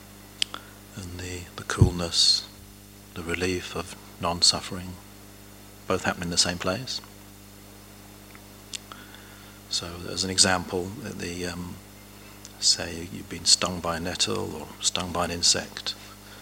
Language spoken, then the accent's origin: English; England, United Kingdom; Growing up in England